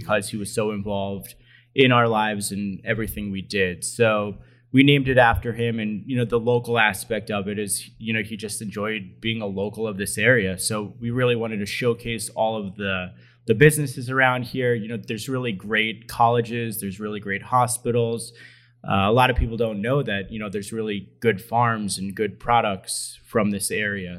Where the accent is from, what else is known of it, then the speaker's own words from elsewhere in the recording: Allentown, Pennsylvania, United States; I'm from this area, born and raised in Allentown